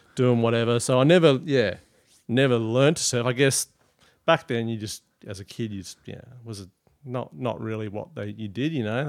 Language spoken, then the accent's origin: English; Prevelly, Western Australia, Australia; growing up in Prevly